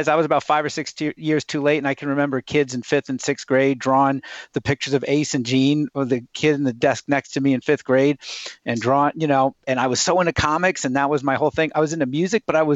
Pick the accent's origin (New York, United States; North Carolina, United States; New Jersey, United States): New York, United States; Riverhead; I was growing up on Long Island, New York